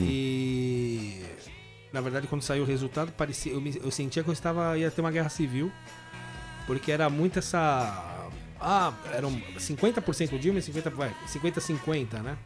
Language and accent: Portuguese; São Paulo, Brazil; moved away as an adult; also born or lived in Guarulhos / London; now in Liverpool, United Kingdom; eu morei minha vida inteira em São Paulo, mas morei meus últimos anos, eu morei em Guarulhos.